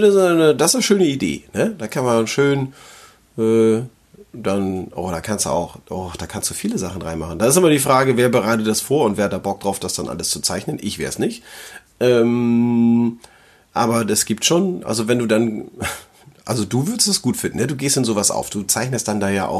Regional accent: Flensburg, Schleswig-Holstein, Germany; hier bei uns in Flensburg

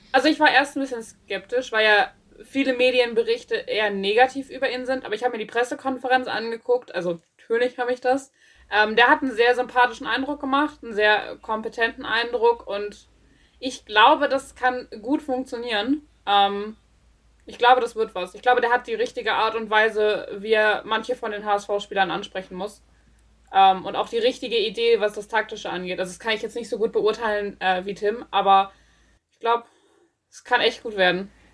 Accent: Schleswig-Holstein, Germany; ich komme aus Schleswig-Holstein

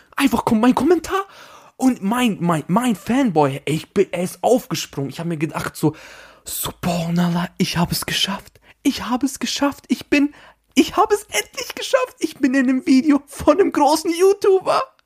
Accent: Austria; da, wo ich herkomme, da, wo ich äh, geboren bin, in diesem Bundesland in Österreich

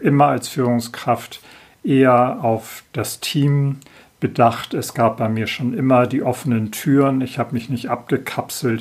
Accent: Hamburg, Germany; 1965 wurde ich in Hamburg geboren. Aufgewachsen bin ich in sogenannten gutbürgerlichen Verhältnissen

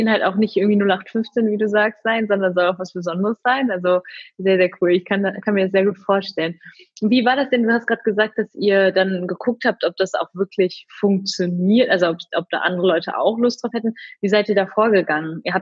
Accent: Cologne, North Rhine-Westphalia, Germany; Ja, also genau, wir kommen, oder beziehungsweise ich komme aus Köln

